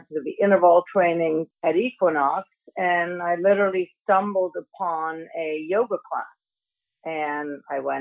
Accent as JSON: {"language": "English", "country": "Germany", "tie": "born or raised there", "also_born_or_lived": "Miami / Boston", "moved": "as an adult", "said": "I'm originally born and raised in Germany"}